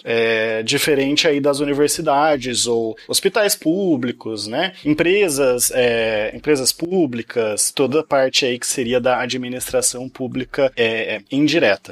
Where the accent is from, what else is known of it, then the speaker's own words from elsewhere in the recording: Piracicaba, São Paulo, Brazil; moved away; eu queria voltar lá para a minha cidade de Natal de Piracicaba